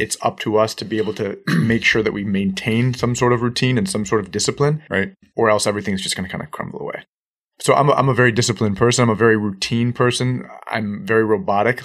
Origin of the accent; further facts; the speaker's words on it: Northeast, United States; now in South Florida, United States; we're both Northeasterners. Transplants down to South Florida